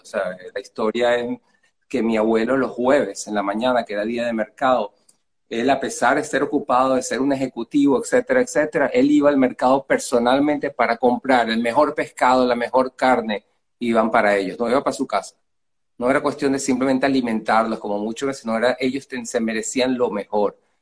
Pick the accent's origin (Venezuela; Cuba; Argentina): Venezuela; moved away as an adult; also born or lived in Tangier, Morocco; now in United States; I was born in Africa, grew up in, Latin America